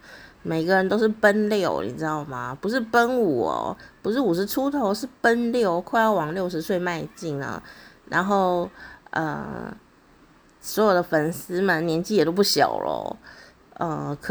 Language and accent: Chinese; Kaohsiung, Taiwan; 相信也有很多以前小时候在高雄呢，也很想要亲自…的风采的朋友呢。可能在当年也跟我一样没有这样的经费哦，要从高雄去台北